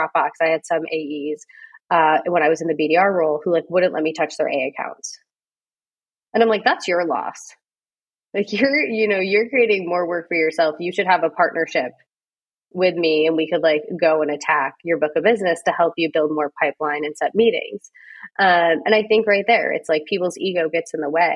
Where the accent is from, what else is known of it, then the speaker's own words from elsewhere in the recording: North Adams, Massachusetts, United States; moved away as an adult; now in San Francisco, United States; I grew up right around Williams in the town next door called North Adams.